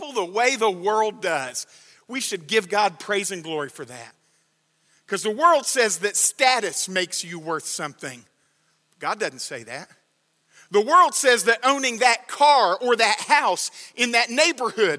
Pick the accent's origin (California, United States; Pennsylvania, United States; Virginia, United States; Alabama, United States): Alabama, United States; moved away; I grew up in Alabama